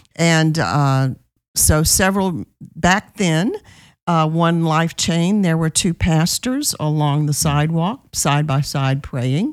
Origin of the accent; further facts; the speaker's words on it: New Orleans, Louisiana, United States; moved away as an adult; now in Texas, United States; I am from New Orleans, Louisiana